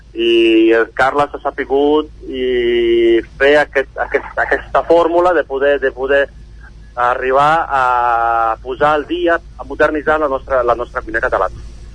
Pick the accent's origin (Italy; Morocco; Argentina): Italy; also born or lived in England / France / Barcelona; now in Caldes de Montbui, Spain